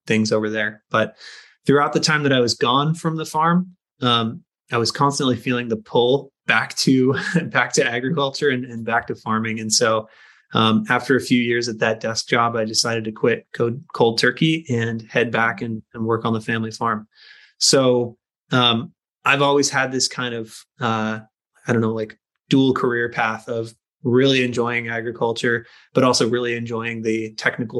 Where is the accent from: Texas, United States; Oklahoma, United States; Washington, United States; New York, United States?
Washington, United States; Skagit Valley; growing up in Skagit Valley, the family potato farm was a huge part of my life